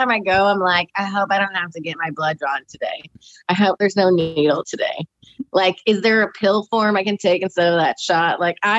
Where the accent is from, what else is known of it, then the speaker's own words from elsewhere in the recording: Sweden; It's probably why I don't like people that much is growing up in Sweden because they're all to themselves over there.